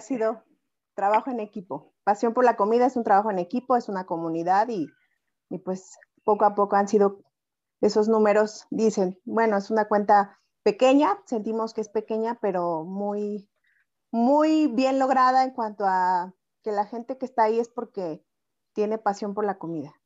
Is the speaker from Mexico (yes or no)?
yes; Puebla, Mexico; poblanísima, auténticamente poblanísima